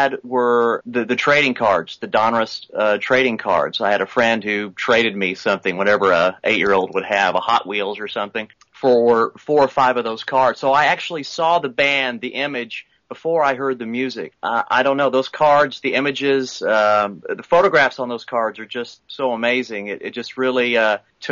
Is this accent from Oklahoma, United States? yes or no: yes; Oklahoma, United States; I'm from Oklahoma